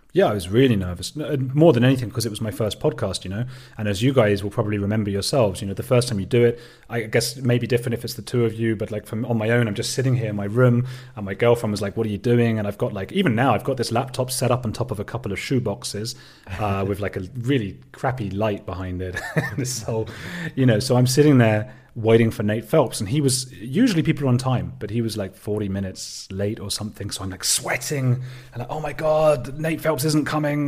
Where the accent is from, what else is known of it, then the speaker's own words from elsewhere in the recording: Watford, East of England, United Kingdom; I am British. I'm from a little suburb, uh, of London called Watford.